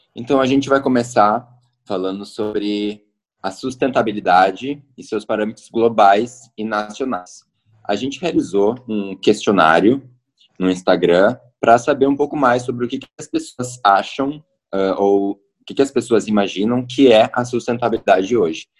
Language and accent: Portuguese; Roque Gonzales, Rio Grande do Sul, Brazil; moved away as an adult; now in Porto Alegre, Brazil; Eu sou nascido em Roque Gonzales, uma cidadezinha no interior do Rio Grande do Sul, e sou atual residente de Porto Alegre já tem em torno de uns sete anos